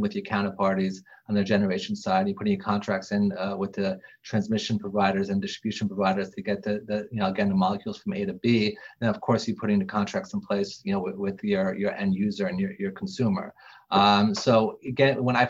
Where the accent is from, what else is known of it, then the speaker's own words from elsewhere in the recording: New York, United States; I grew up in New York